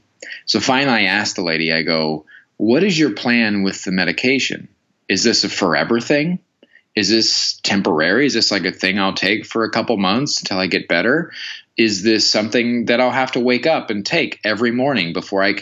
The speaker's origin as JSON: {"language": "English", "region": "Midwest", "country": "United States", "tie": "born or raised there", "moved": "yes", "lives_now": "Los Angeles, United States", "said": "I grew up in the Midwest"}